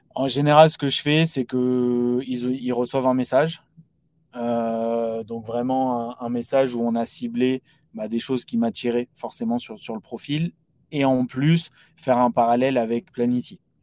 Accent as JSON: {"language": "French", "area": "Paris region", "region": "Île-de-France", "country": "France", "said": "issu de la région parisienne"}